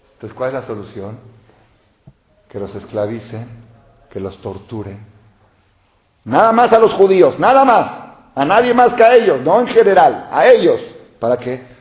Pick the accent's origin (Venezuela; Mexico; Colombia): Mexico; yo, hijo y nieto y bisnieto de mexicanos. Yo soy mexicano, yo soy de aquí, yo soy de aquí.